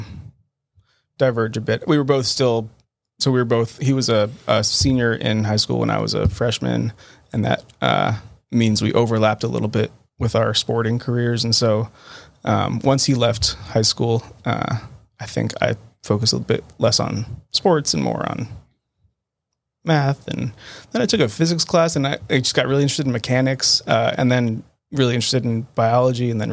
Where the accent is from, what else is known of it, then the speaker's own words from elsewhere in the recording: Tucson, Arizona, United States; moved away as an adult; now in Boston, United States; I born and raised in Tucson, Arizona